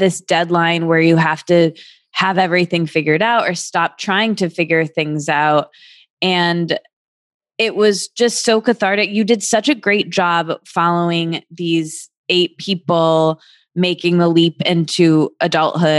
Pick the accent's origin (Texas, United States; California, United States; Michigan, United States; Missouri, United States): Michigan, United States; moved away; I'm from Michigan, as you know, seeing people who I went to high school